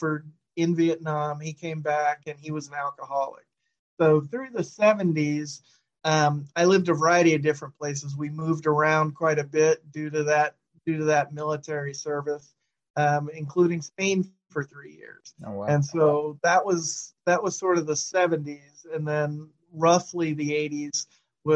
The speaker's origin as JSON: {"language": "English", "town": "New York City", "region": "New York", "country": "United States", "tie": "born or raised there", "moved": "yes", "lives_now": "Sacramento, United States", "said": "I was born in the Bronx. That's where we grew up, and everybody we knew was kind of from there."}